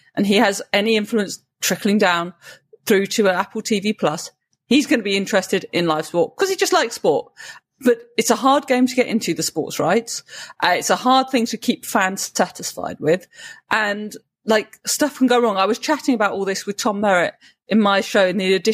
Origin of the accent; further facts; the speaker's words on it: United Kingdom; as a Brit